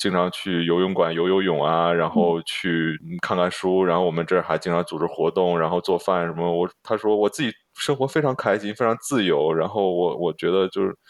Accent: China; moved away; 这个就我中国人的思维

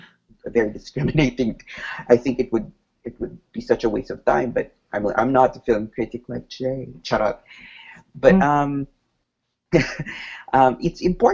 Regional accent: Mindanao, Philippines; And the first time I went to Manila, and I told them that I met people, and I told them I come from Mindanao.

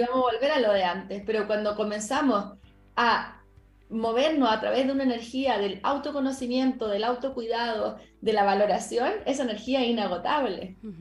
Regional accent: Chile; yo entré a la universidad a estudiar la licenciatura en nutrición en Chile, yo soy chilena

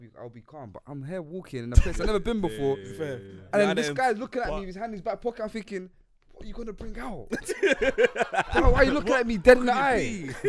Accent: Tottenham, London, United Kingdom; I'm from Tottenham, mate.

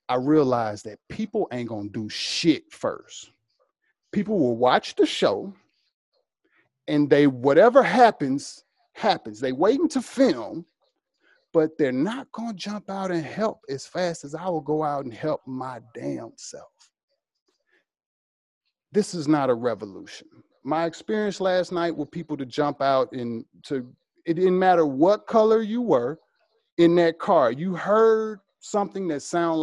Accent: Mississippi, United States; now in Los Angeles, United States; I'm from Mississippi. I live in downtown LA.

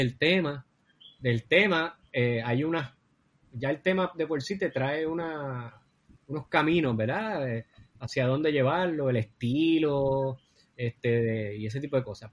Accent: Cabo Rojo, Puerto Rico; yo soy de Cabo Rojo y me crié así entre el campo y la ciudad

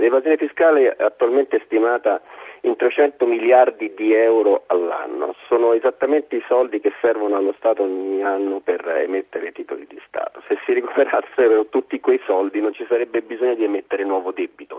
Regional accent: Italy; da italiano

